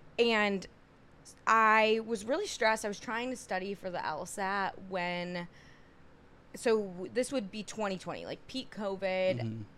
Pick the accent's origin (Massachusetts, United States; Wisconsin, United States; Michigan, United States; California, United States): Michigan, United States; White Lake; moved away as an adult; also born or lived in Ann Arbor, Michigan; now in New York City, United States; So I'm from Michigan, like a small town in Michigan, White Lake, Michigan. But I was a theater kid growing up.